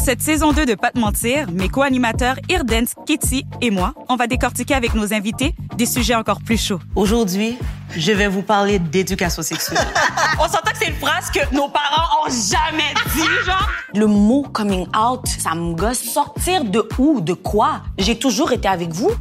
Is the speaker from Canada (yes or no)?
yes; Quebec, Canada; On est des Québécois. Euh, d'origine haïtienne